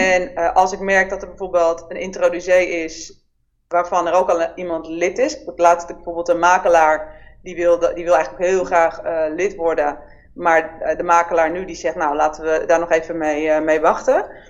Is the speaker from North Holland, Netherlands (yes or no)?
yes; Amsterdam, North Holland, Netherlands; geboren in Amsterdam in 1977